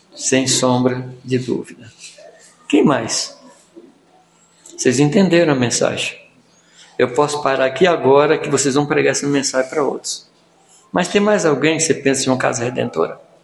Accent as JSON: {"language": "Portuguese", "region": "Minas Gerais", "country": "Brazil", "said": "eu sou mineiro."}